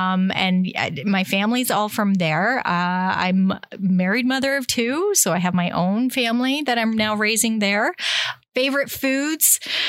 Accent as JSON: {"language": "English", "town": "Campbellford", "region": "Ontario", "country": "Canada", "said": "I am from Campbellford."}